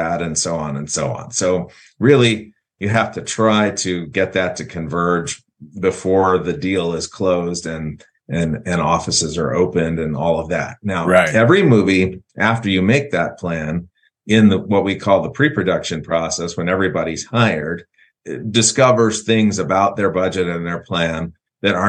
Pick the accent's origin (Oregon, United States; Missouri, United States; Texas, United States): Missouri, United States; St. Louis; I was born here and in St. Louis